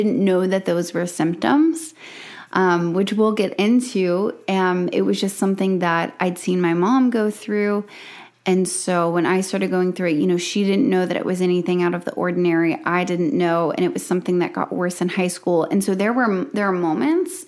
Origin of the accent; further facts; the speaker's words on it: South Alabama, United States; I grew up in South Alabama, where I homeschooled